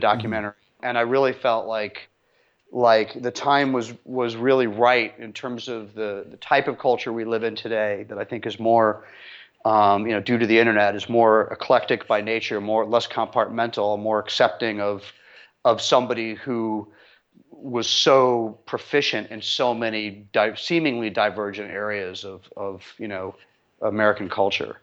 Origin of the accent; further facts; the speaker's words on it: London, United Kingdom; I was born in London at the height of the British music scene in the mid-sixties